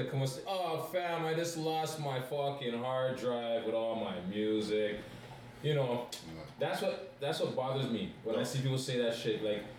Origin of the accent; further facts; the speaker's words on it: Toronto, Ontario, Canada; Toronto men don't know how to behave ourselves.